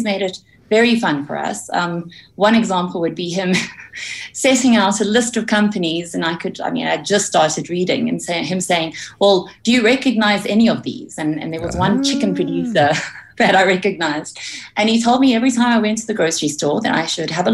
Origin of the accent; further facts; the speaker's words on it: Potchefstroom, North West, South Africa; moved away as an adult; I was born in Potchefstroom in the North West Province.